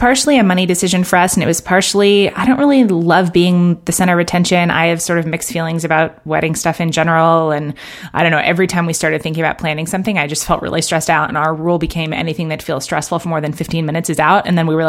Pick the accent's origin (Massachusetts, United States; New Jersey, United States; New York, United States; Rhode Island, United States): New York, United States; I'm from New York.